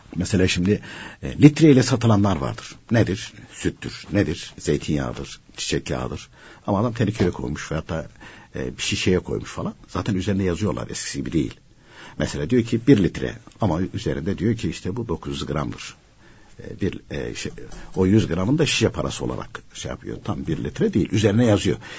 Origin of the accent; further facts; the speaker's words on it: Başarakavak, Konya, Turkey; moved away; also born or lived in Gönen / Istanbul; benim köyün ismi Başar Kavak.